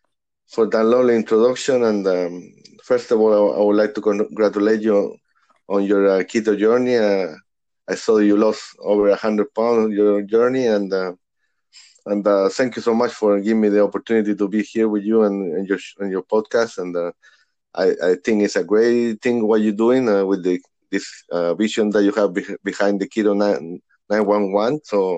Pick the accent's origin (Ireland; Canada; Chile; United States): Chile; Santiago, Santiago Metropolitan Region; English is a second language; moved away; because starting in back home, I'm born and raised in Santiago, Chile, South America.